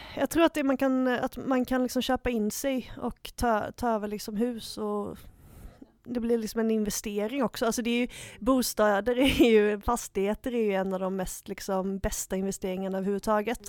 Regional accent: Gothenburg, Västra Götaland, Sweden; min uh, titel som göteborgare

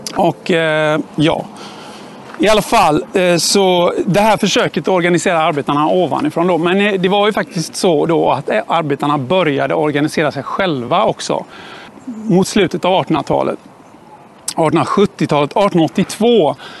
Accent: Gothenburg, Västra Götaland, Sweden; jag är ju född och uppvuxen här i Göteborg

